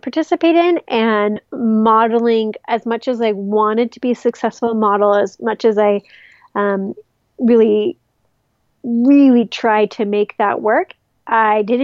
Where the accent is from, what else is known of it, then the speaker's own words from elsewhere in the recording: Utah, United States; I'm from Utah.